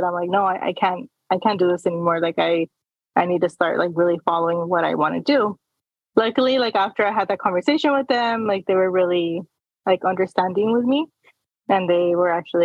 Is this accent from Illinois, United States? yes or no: no; El Paso, Texas, United States; first language Spanish; English is a second language; moved away as an adult; now in San Diego, United States; I was born and raised in Texas. My parents came from Juarez. So they came from Juarez to El Paso. So I was actually, you know, born and raised there